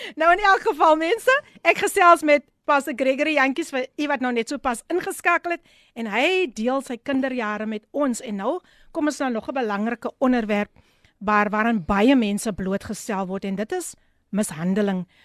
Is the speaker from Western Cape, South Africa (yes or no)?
yes; Somerset West, Western Cape, South Africa; ek is gebore in Somers het Wes